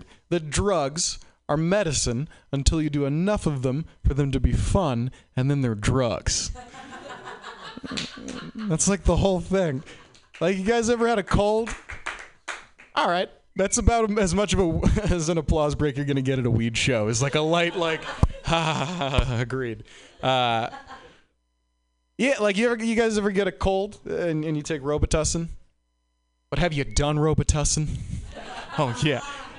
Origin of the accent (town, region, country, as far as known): Boston, Massachusetts, United States